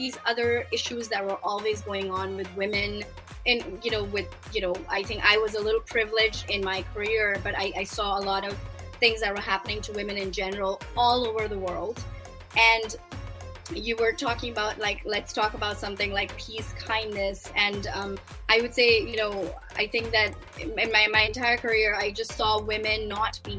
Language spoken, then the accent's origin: English; Pakistan; moved away; I started my career in Pakistan as a Pakistani journalist in 1999